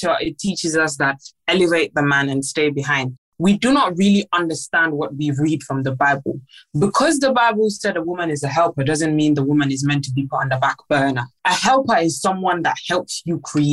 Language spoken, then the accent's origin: English; Gambia; I'm half Nigerian, I'm half Gambian.